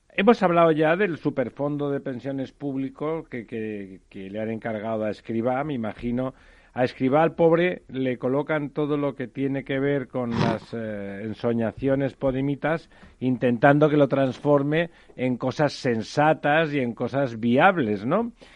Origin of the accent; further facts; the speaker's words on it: Spain; Somos españoles